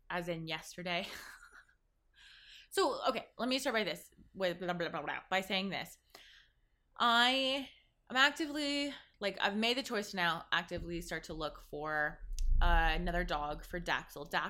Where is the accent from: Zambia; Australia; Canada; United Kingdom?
Zambia; born there; some of you know I was born in Zambia, Africa